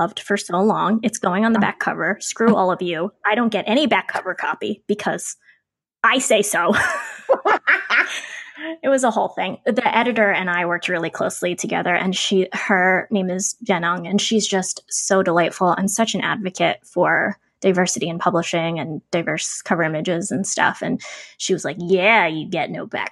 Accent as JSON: {"language": "English", "town": "Ocean City", "country": "United States", "tie": "born or raised there", "said": "I grew up near the Ocean City boardwalk"}